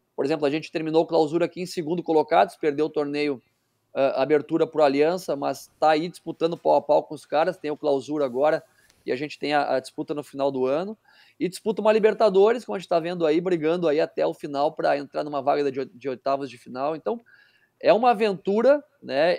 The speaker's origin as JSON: {"language": "Portuguese", "country": "Brazil", "said": "a gente como brasileiros"}